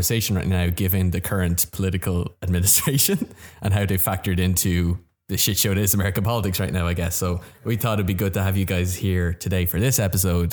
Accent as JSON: {"language": "English", "country": "Ireland", "moved": "as an adult", "lives_now": "United States"}